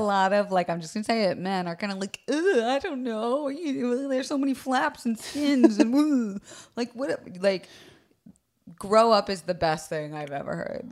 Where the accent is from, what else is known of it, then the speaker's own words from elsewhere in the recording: Florida, United States; I was raised in Florida